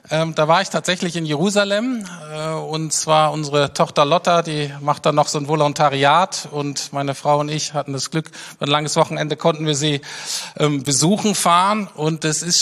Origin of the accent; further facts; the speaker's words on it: Berlin, Germany; was einem aber sofort auffällt als Berliner, äh, ist, dass diese Stadt in dem Sinne völlig anders ist